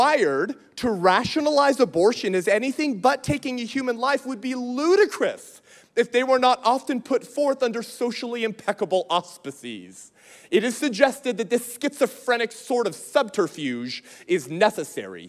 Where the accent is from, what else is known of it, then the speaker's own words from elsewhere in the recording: California, United States; moved away; That's my home state. It's where I'm from.